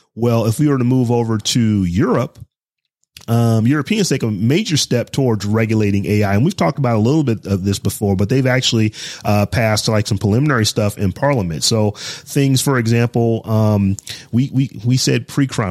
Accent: Midwest, United States; I grew up in the Midwest

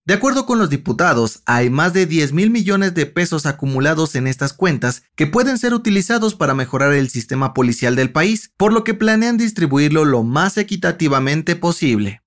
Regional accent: Mexico; Hay muchas cosas que nos identifican como mexicanos, pero una de las más peculiares es la cicatriz que tenemos

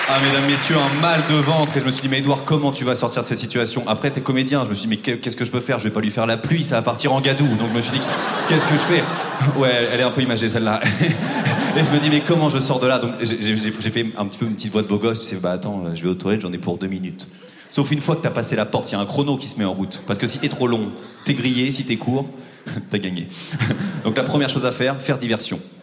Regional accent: Normandy, France; moved away; also born or lived in Paris; je viens de Normandie

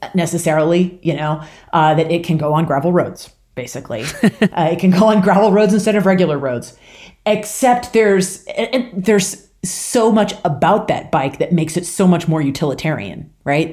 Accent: rural Washington State, United States; moved away as an adult; also born or lived in Louisiana / Midwest; now in Boulder, United States; I grew up in, uh, rural Washington State, so born and raised in the P N

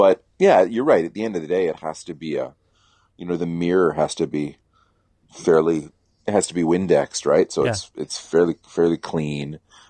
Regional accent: the South, United States; I'm a Southerner, right?

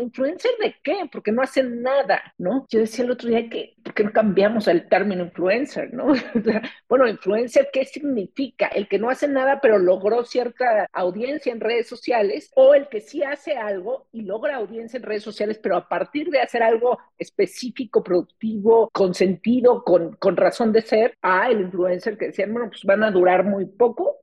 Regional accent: Mexico; nuestra percepción como mexicanos

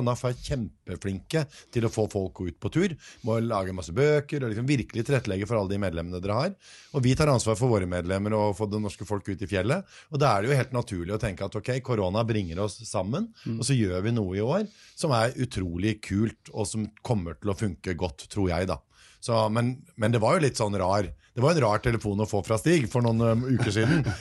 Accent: Norway; vi som nordmenn

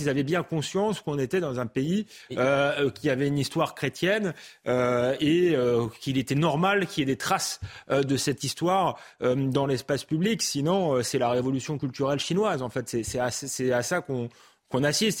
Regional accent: Épinay-sur-Seine, Île-de-France, France; j'ai grandi à Épinay-sur-Seine, à Saint-Denis

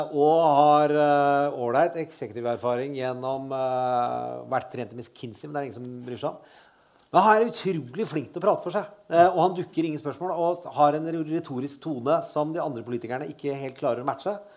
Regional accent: Østfold, Norway; Jeg er fra Østfold. Vi sier ikke rottepuling

